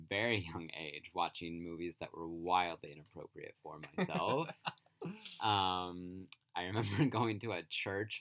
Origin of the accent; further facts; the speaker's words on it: rural Illinois, United States; moved away; I'm from rural Illinois. You feel like you have many hometowns when you live in the sticks.